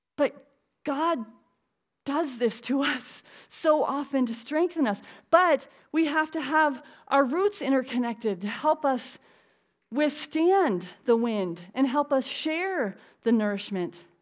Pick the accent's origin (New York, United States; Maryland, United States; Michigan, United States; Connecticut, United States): Connecticut, United States; I'm from Connecticut